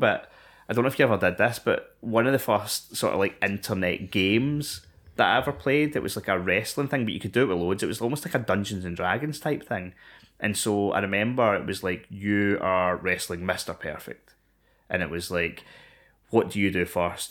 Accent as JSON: {"language": "English", "region": "Scotland", "country": "United Kingdom", "said": "I am ten years old and I am from Scotland"}